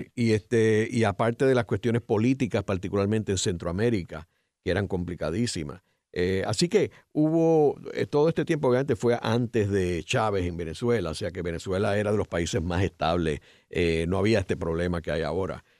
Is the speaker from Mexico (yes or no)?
no; Puerto Rico; nosotros tres pues somos puertorriqueños